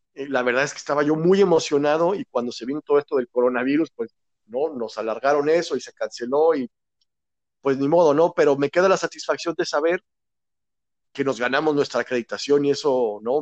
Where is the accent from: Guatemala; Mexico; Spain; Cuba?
Mexico; Aguascalientes; sí soy de aquí de Aguascalientes